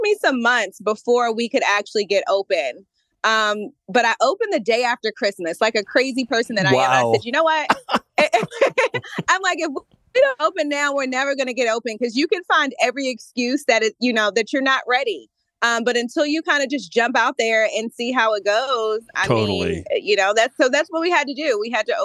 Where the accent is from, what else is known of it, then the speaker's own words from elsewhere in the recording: Maryland, United States; I'm from Maryland.